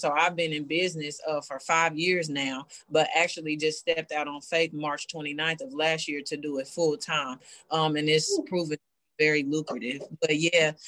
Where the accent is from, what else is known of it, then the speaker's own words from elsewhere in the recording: Kansas City, Kansas, United States; also born or lived in Bonner Springs, Kansas; I grew up in Bonner Springs, and then around the fifth grade, I moved to Wyandotte, graduated from Sligo in 2001